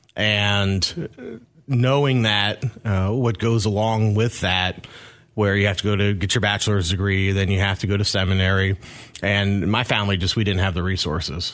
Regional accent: Rockville, Maryland, United States; also born or lived in Mount Airy, Maryland; now in Clarksville, United States; I'm originally from Maryland, a uh, town called Mount Airy. I grew up in Rockville, which is in the other Montgomery County

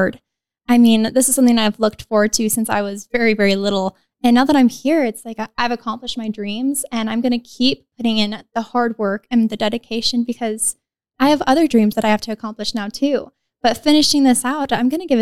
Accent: Reno, Nevada, United States; I was born and raised in the biggest little city in the world, Reno, Nevada.

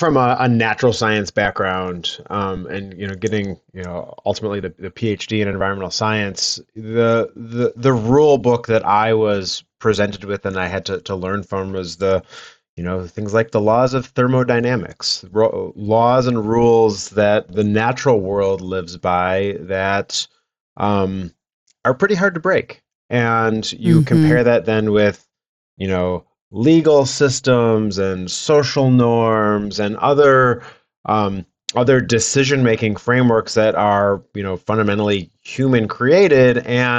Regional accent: Detroit, Michigan, United States; So I grew up in Metro Detroit, not really involved in agriculture

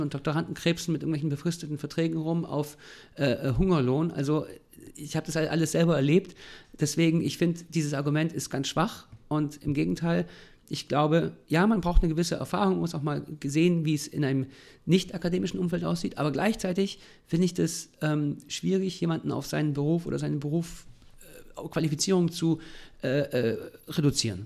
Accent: Germany; gerade als Deutsche ist es super schwierig

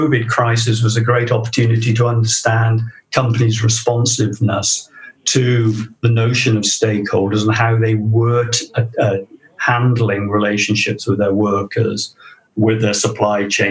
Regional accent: South Wales, United Kingdom; my hometown in South Wales. And that's South Wales, not New South Wales

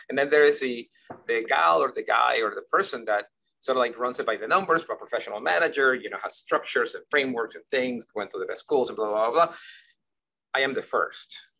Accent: Ecuador; moved away; I grew up in Ecuador

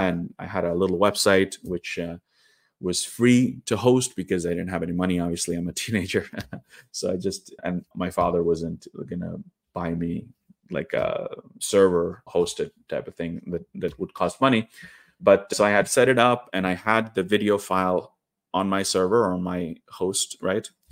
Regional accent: Trondheim, Trøndelag, Norway; moved away as an adult; also born or lived in India; now in Oslo, Norway; in my hometown of Trondheim, which is, uh, like nine hours drive north from where I live now in the capital, Oslo.

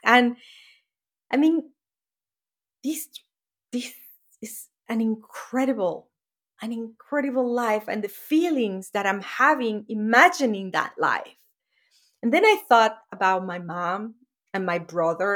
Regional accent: Venezuela; moved away as an adult; now in United States; that shack that I grew up was in Venezuela, in South America

